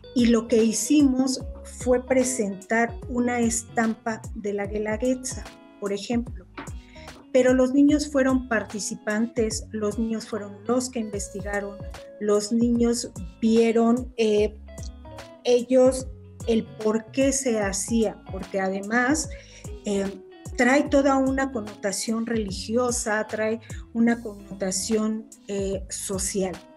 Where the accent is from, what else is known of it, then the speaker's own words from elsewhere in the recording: Mexico; nuestra cultura, nuestro país